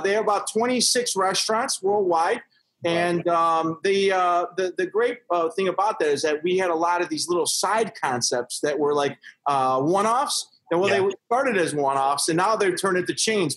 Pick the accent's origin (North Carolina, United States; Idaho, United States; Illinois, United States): Illinois, United States; Chicago; I'm from Chicago.